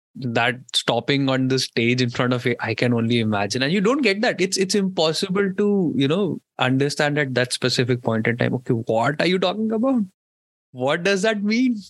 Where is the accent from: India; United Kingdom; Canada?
India; Indore, Madhya Pradesh; I'm from I'm from Indore